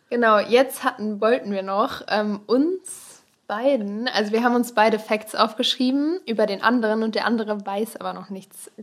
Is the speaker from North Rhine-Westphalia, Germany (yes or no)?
yes; Kohlscheid, North Rhine-Westphalia, Germany; aus dem Kaff